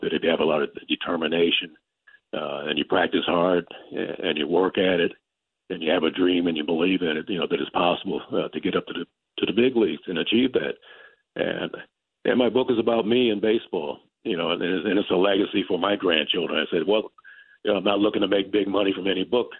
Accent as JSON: {"language": "English", "region": "California", "country": "United States", "tie": "born or raised there", "moved": "as an adult", "said": "I grew up in California"}